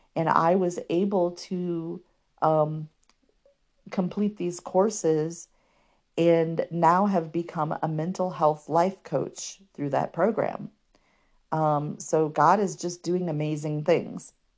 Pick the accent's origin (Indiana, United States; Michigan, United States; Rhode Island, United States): Indiana, United States; Fort Wayne; I was still living in my hometown of Fort Wayne at the time